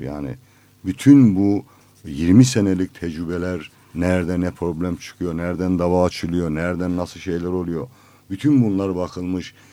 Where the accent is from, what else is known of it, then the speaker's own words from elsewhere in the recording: Black Sea Region, Turkey; Bizim Karadeniz'de